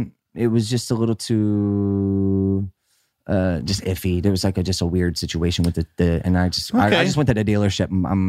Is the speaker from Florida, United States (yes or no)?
yes; Miami, Florida, United States; I come from Miami. I come from Miami.